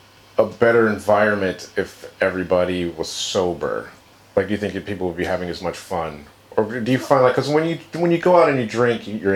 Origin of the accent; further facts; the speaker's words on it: Detroit, Michigan, United States; I'm from Detroit